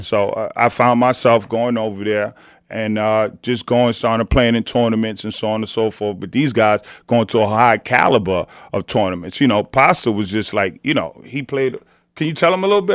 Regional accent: New York City, New York, United States; growing up in the city

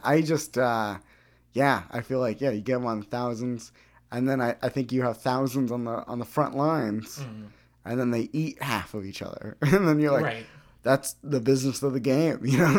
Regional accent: Peoria, Arizona, United States; When I grew up in Peoria.

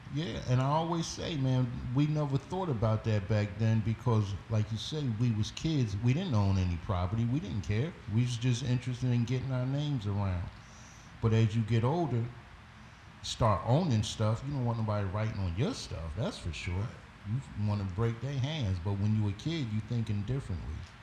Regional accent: Philadelphia, Pennsylvania, United States; I was from West Philly

